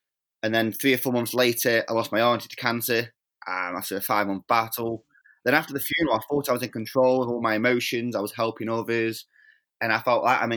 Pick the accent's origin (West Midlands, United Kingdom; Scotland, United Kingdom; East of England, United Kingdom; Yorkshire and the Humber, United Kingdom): West Midlands, United Kingdom; Stoke-on-Trent; I was born in England in a little city called Stoke-on-Trent.